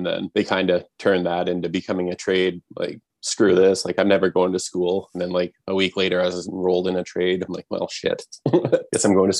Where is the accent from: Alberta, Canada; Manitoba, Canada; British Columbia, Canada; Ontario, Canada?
Alberta, Canada; Lethbridge; Lethbridge, Southern Alberta.